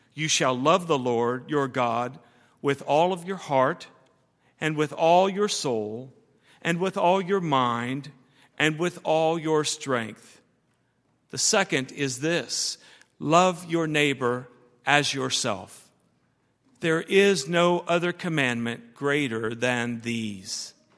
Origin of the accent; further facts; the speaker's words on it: United States; I'm an American and I am proud of that.